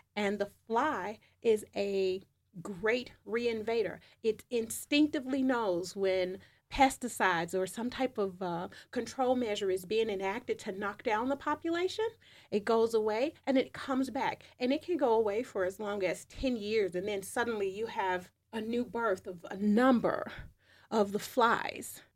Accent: United States; being American

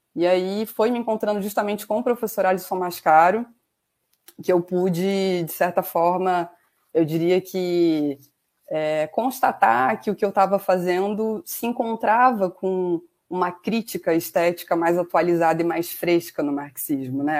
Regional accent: Macaé, Rio de Janeiro, Brazil; also born or lived in Piraju, São Paulo, Brazil / São Paulo state, Brazil; vim parar no interior do estado do Rio, em Macaé, na região dos Lagos, né, no final dos anos 90. É, por aqui eu me radiquei, morei por mais de 15 anos na cidade

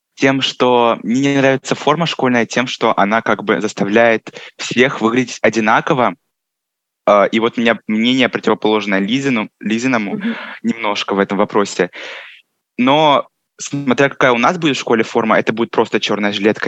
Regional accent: Rostov Oblast, Russia; мне 16 лет, я из Ростовской области

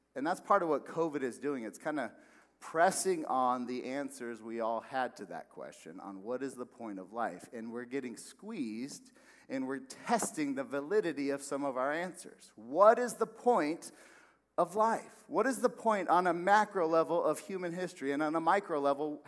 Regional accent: West Valley, Arizona, United States; moved away as an adult; also born or lived in Texas; I'm from the West Valley

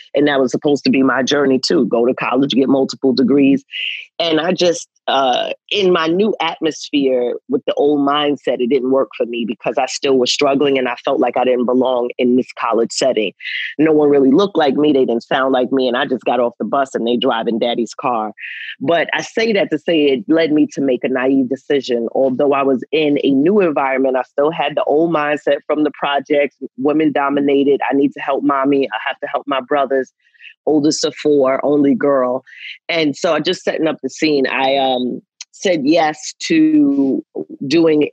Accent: New York, United States; I'm from New York

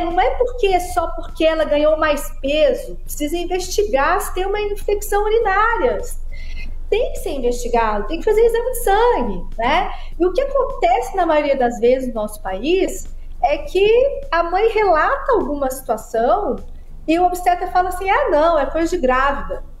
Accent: Araxá, Minas Gerais, Brazil; Eu sou prematura, nasci com 29 semanas em Araxá

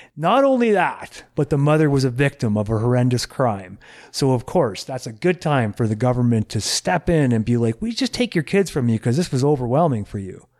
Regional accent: California, United States; now in Canada; when I was in high school in the States, 'cause I'm from California

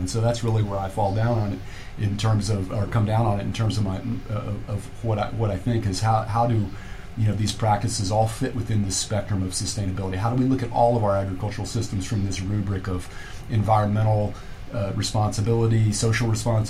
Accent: Kentucky, United States; moved away as an adult; also born or lived in Southern California; And then I moved back to Kentucky. I'm from Kentucky. I moved back to Kentucky in 2000.

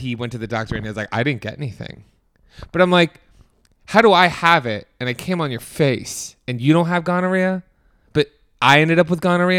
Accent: East Coast, United States; now in Los Angeles, United States; I'm from the East Coast where school doesn't start till like September 15th.

